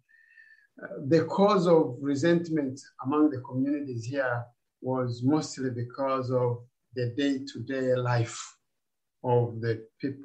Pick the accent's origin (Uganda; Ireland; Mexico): Uganda; moved away as an adult; also born or lived in Rwanda; now in Australia; I grew up in Uganda as a refugee.